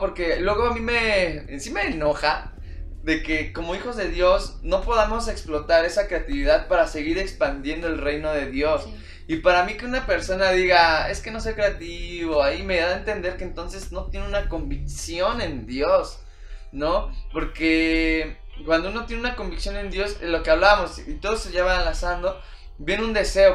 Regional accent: Mexico; nosotros como mexicanos

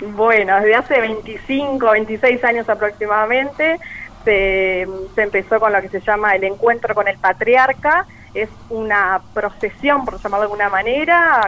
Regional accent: Paysandú, Uruguay; nacida y criada acá en Paysandú

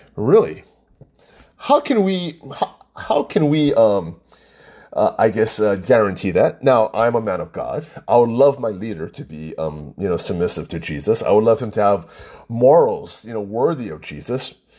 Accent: Hawaii, United States; I'm full Chinese, he told me, because I was born and raised here, that I was actually a, a true Hawaiian.

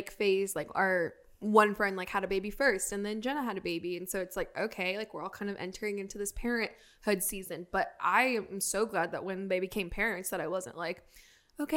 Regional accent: Riverside, California, United States; moved away; I grew up in California

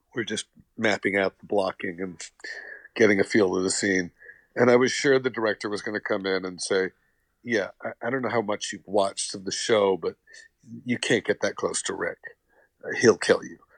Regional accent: New York City, New York, United States; I was born in Brooklyn

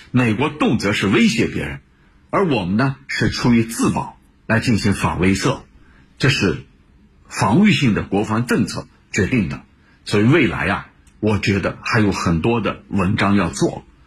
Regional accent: China; 我们中国人知道有句话叫

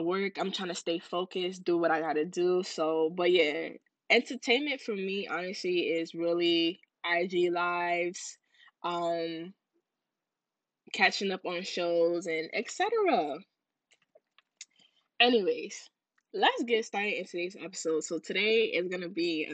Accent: Ghana; I'm Ghanaian.

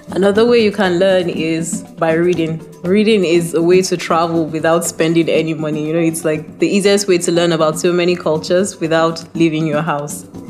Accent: Adamawa, Nigeria; I am from Adamawa, from a minority ethnic group called Yandang

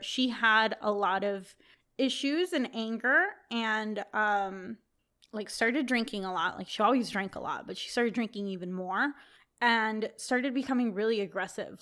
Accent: Texas, United States; moved away as an adult; now in California, United States; I grew up in Texas

